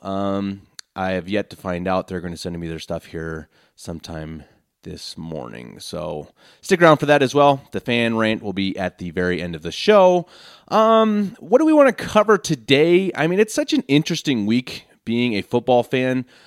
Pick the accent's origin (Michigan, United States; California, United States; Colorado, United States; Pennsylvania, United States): Colorado, United States; Denver; moved away as an adult; now in Munich, Germany; born and raised in Denver, Colorado, lifelong Broncos fan. I recently moved to Munich, Germany